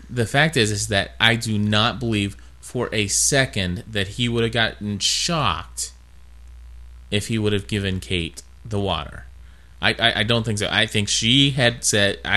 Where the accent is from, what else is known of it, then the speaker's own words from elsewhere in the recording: Kentucky, United States; accent: southern; so yeah, we are from Kentucky. Even though we